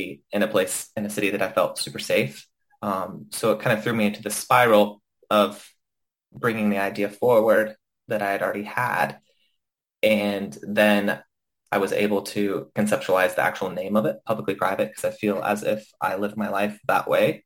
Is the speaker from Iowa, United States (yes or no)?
no; Knoxville, Tennessee, United States; moved away as an adult; now in Los Angeles, United States; I grew up in the Knoxville area. So I moved to Los Angeles at the age of 19